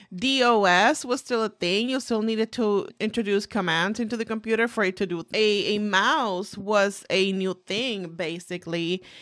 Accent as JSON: {"language": "English", "country": "Puerto Rico", "tie": "born or raised there", "moved": "as an adult", "lives_now": "United States", "said": "I was born and raised in the beautiful island of Puerto Rico."}